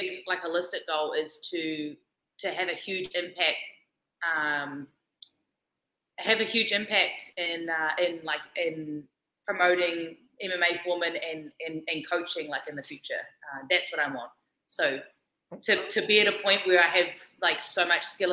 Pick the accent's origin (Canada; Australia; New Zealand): New Zealand; I'm Kiwi.